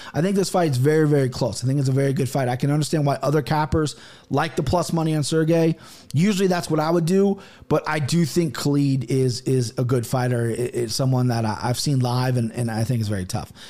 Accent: United States; I'm American

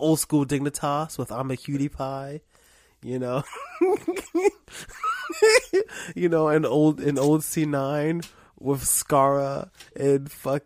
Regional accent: New York City, New York, United States; I grew up near near Rucker Park in Harlem

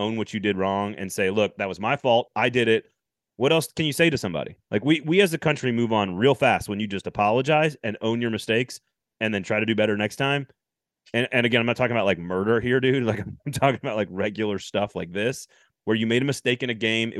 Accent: Madison, Wisconsin, United States; I'm from Madison

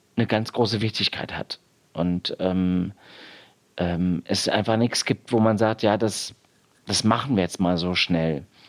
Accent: East Germany, Germany; ich bin im Osten groß geworden oder hatte da meine Kindheit

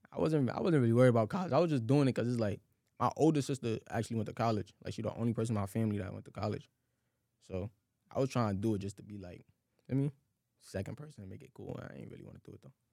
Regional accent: New York City, New York, United States; I grew up like in Crown Heights. You know, I was living with my grandma

